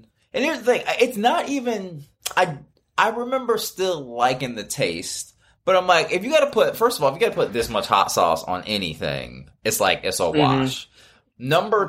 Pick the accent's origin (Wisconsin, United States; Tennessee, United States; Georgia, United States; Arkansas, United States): Georgia, United States; Marietta; also born or lived in Miami, United States / Cincinnati, United States / Fresno, United States; I was born in Miami, then lived in Cincinnati, then lived up in the Bay Area, then lived in Fresno. I'm from Marietta, Georgia.